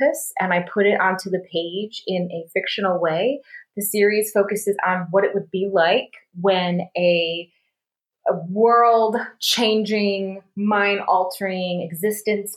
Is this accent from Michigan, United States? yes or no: yes; Grand Rapids, Michigan, United States; accent: Midwestern; moved away as an adult; also born or lived in Glendale, Arizona; we lived in Grand Rapids, where my mom is from